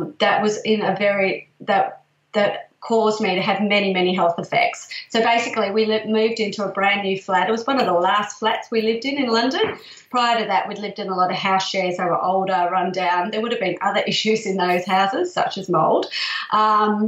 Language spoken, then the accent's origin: English; Perth, Western Australia, Australia; now in Melbourne, Australia; I come from Perth originally, and there's a lot of project homes there.